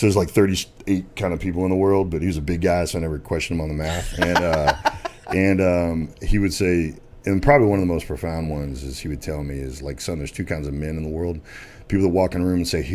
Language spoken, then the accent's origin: English; Dallas, Texas, United States; also born or lived in Arkansas; I was born in Arkansas and I moved down to Dallas in middle school, played football at South Carolina High School